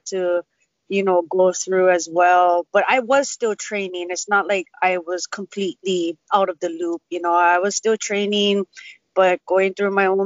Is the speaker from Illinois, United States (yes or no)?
no; Waianae, Hawaii, United States; I grew up down in Waianae